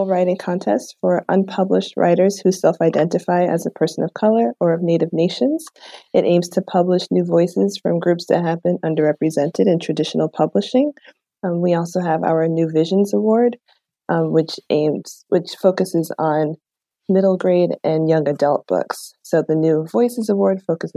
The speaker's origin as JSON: {"language": "English", "town": "New York City", "region": "New York", "country": "United States", "said": "I'm from the Bronx, New York."}